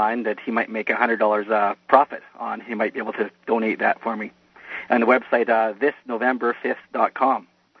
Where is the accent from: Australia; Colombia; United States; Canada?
Canada; Well, I'll be, I'm Canadian